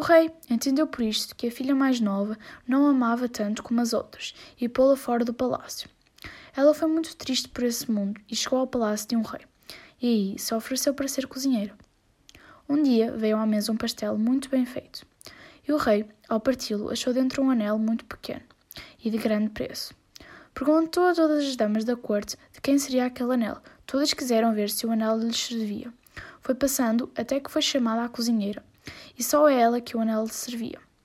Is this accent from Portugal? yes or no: yes; Portugal; tenho 13 anos e sou de Portugal